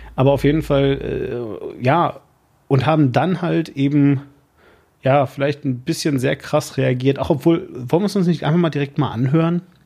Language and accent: German; Germany; als Deutscher